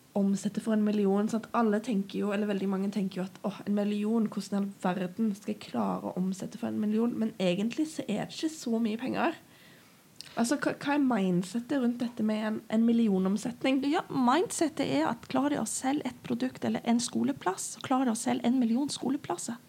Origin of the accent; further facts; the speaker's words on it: Northern Norway, Norway; jeg er nordlending